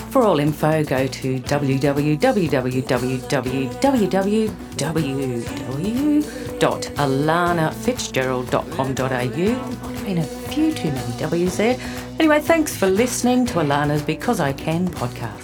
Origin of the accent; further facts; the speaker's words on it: Tamworth, New South Wales, Australia; moved away; also born or lived in Sydney; I was from Tamworth.